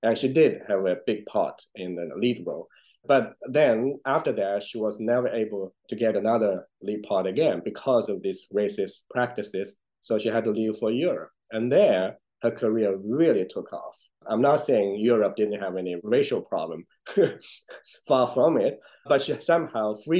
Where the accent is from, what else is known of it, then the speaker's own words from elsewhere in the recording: China; moved away; I grew up in China. I know all those places